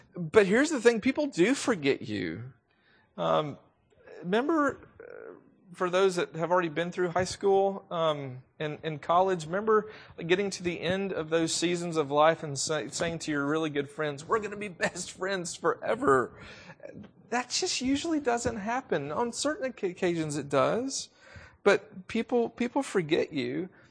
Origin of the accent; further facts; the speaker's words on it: the South, United States; accent: southern; I am from the South. If you didn't already know that, you probably can hear it in my voice.